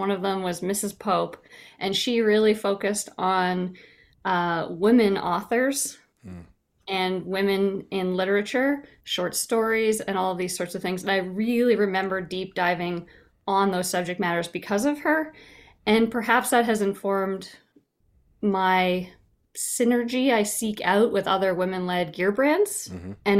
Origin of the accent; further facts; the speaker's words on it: Ontario, Canada; Okay, so I'm from Canada originally, so I was in Ontario, Canada, small town, English class.